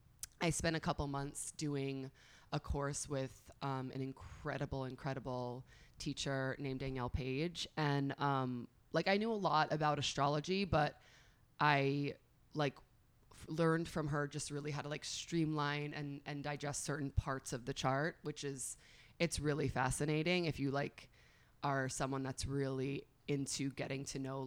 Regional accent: northern Westchester, New York, United States; born or raised there; moved away as an adult; also born or lived in Long Island, New York; now in Miami, United States

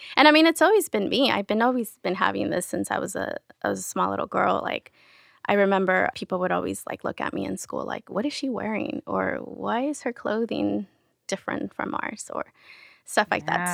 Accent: San Diego, California, United States; first language Spanish; English is a second language; also born or lived in Querétaro, Mexico / Sherman Oaks, Los Angeles; now in Los Angeles, United States; I was raised in San Diego, so that was most of my childhood, I was in San Diego

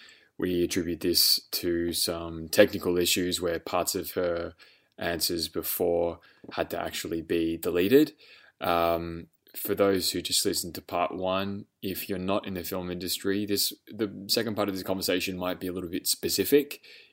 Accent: Australia; Especially as an Australian entertainment professional who's worked in America, I've heard stories about Australians experiencing the difference in, I suppose, candor

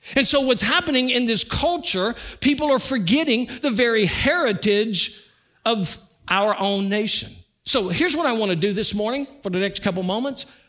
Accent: United States; having been born in America.

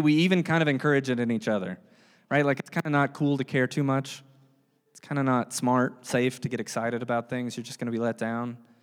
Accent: the South, United States; I'm from the South

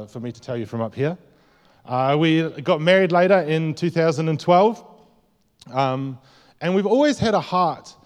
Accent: near Brighton, South East England, United Kingdom; also born or lived in Te Tai Tokerau, New Zealand; now in New Zealand; was born in England, close to a place called Brighton.

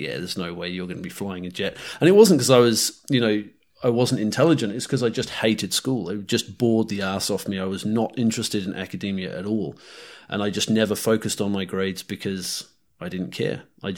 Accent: North Island, New Zealand; accent: New Zealand; North Island. New Zealand is like where I spent my formative years, and it's home, and that's where my accent is mostly based, I suppose. But I spent a lot of time in the UK. My parents are Poms, actually.

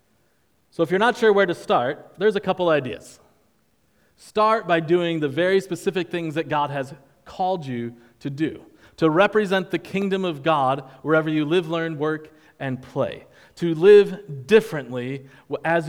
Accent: New York, United States; now in Charleston, United States; I'm from New York

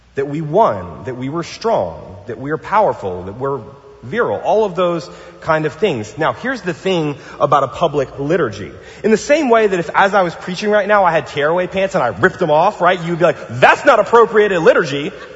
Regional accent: New Orleans, Louisiana, United States; now in Pasadena, United States; I'm from New Orleans

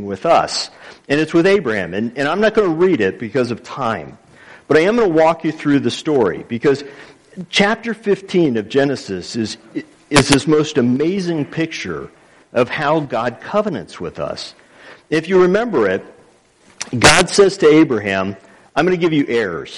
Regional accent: Texas, United States; now in Lawrence, United States; I'm from Texas

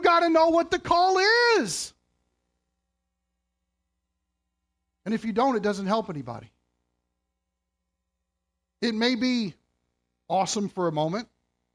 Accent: Kentucky, United States; moved away as an adult; now in Canada; I'm from Kentucky

